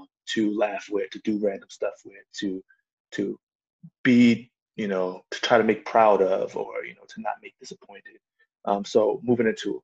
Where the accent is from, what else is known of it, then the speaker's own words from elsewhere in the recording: United States; as a Black man growing up in America.